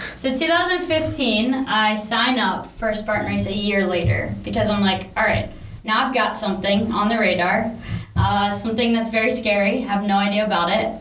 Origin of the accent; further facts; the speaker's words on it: Maryland, United States; moved away as an adult; now in California, United States; I'm from Maryland, grew up there. Um, moved out to California in this July 2021.